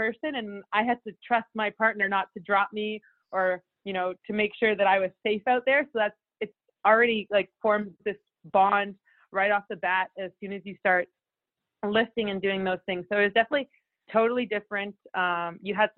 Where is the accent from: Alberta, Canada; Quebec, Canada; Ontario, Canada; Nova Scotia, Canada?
Ontario, Canada; Toronto; I'm from Toronto area, so girls hockey was started a little bit earlier. So, yeah, from the age that I was 5, I was playing girls hockey.